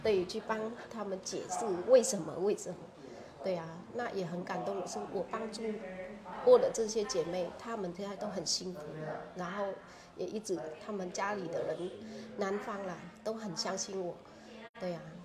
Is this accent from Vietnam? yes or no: yes; Vietnam; first language Vietnamese; Chinese is a second language; moved away as an adult; now in Kaohsiung, Taiwan; 我们越南人